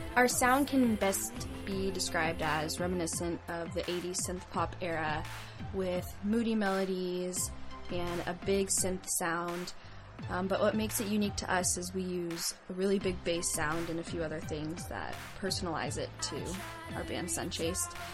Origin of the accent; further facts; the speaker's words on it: San Diego, California, United States; I'm from Scripps Ranch, and I've lived here my whole life, all 20 years